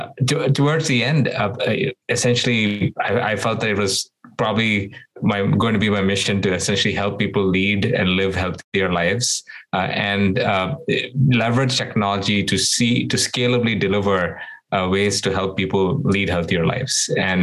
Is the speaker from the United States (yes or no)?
no; Doha, Qatar; also born or lived in India; I was born in India. And when I was very young, my parents moved me and my sister to the Middle East, where we grew up in this place called Doha, Qatar.